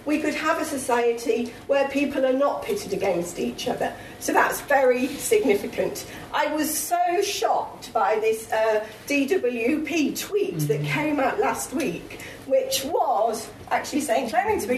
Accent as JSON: {"language": "English", "area": "the North East", "region": "North East England", "country": "United Kingdom", "said": "I come from the North East"}